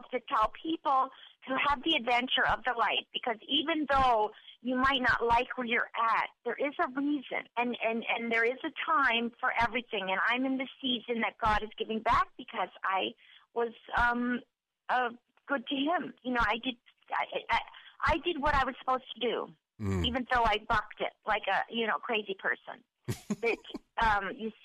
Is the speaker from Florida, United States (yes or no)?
yes; Pensacola, Florida, United States; accent: New Jersey Southern; moved away as an adult; also born or lived in New Jersey / Los Angeles; now in Ohio, United States; I have like a New Jersey Southern. I was raised in Pensacola, but born in New Jersey